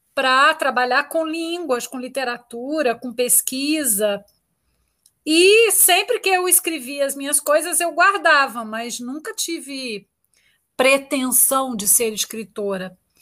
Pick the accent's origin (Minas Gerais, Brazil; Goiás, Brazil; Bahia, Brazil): Minas Gerais, Brazil; Itaúna; eu sou mineira, eu sou de Itaúna, de uma cidade do interior